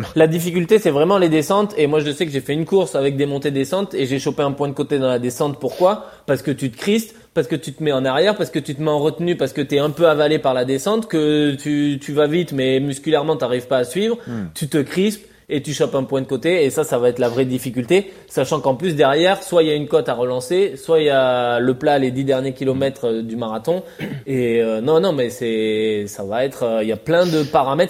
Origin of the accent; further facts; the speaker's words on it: France; en tant que Français